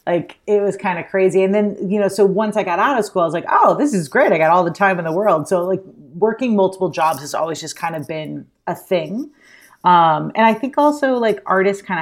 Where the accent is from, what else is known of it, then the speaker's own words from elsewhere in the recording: Alabama, United States; now in New York, United States; I moved to New York from Alabama and I had like literally $200 in my pocket.